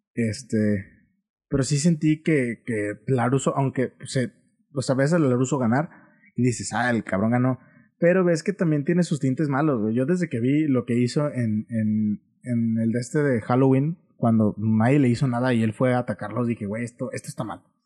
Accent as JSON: {"language": "Spanish", "country": "Mexico", "said": "como buen mexicano"}